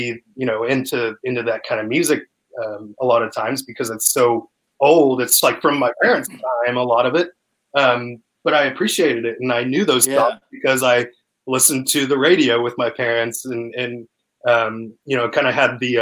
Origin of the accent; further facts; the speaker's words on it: Sullivan, Indiana, United States; moved away as an adult; also born or lived in Brampton, Ontario, Canada; now in Austin, United States; I was raised in Sullivan from there on